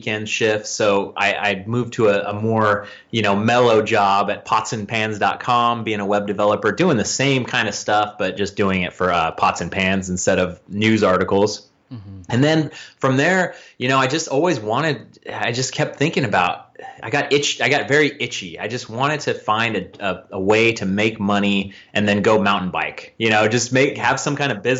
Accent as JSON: {"language": "English", "region": "Northern California", "country": "United States", "also_born_or_lived": "Vallejo, California", "said": "I'm from Northern California. I live in Vallejo, California"}